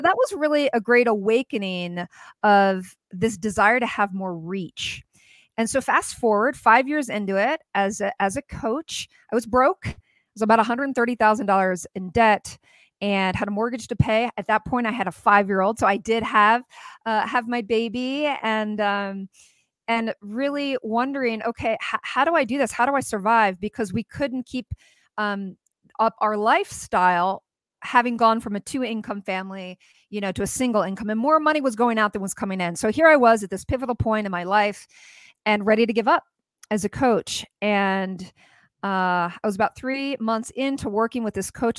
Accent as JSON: {"language": "English", "country": "United States", "said": "as an American woman"}